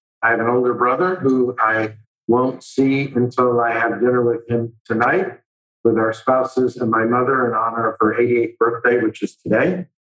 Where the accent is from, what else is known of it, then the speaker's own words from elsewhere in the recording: Miami, Florida, United States; I went to Miami-Dade County Public School from first through 12th grade, you know, Blue Lakes Elementary School